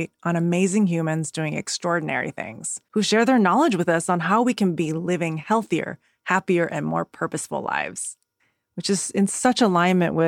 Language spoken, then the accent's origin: English; Kaohsiung, Taiwan; from my hometown in Kaohsiung, Taiwan